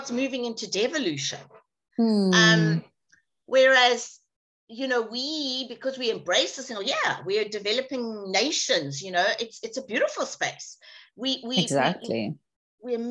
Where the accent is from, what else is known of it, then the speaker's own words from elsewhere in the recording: South Africa; also born or lived in England; Being South African was very interesting for me